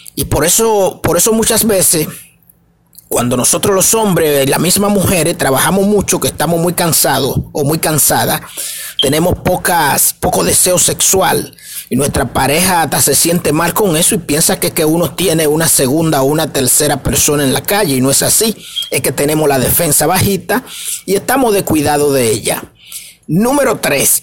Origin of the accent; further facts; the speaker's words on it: Dominican Republic; para mi gente de República Dominicana, porque somos dominicanos, estamos transmitiendo desde aquí, desde República Dominicana